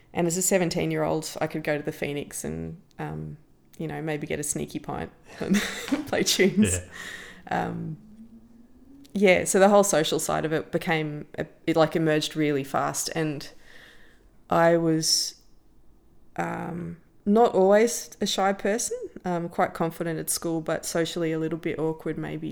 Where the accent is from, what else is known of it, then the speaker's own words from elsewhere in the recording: Canberra, Australian Capital Territory, Australia; moved away; as an Australian